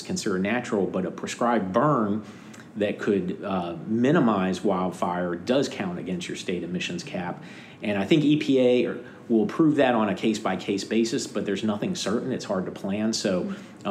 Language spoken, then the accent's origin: English; North Florida, United States; moved away; I'm initially from Florida, North Florida